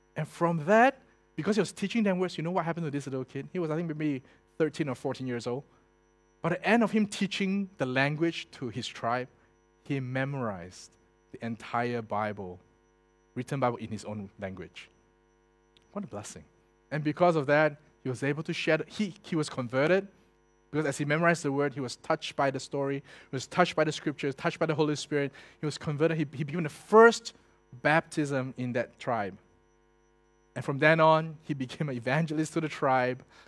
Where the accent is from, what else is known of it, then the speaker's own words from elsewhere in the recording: Singapore; I was born in Singapore